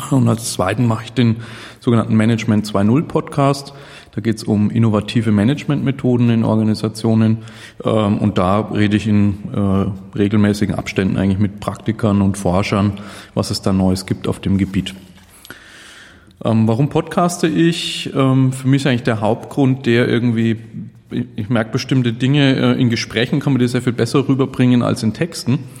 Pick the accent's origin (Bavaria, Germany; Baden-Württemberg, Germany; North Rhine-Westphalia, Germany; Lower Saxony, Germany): Bavaria, Germany; Nuremberg; Äh, ich komme aus Nürnberg, im schönen Frankenland.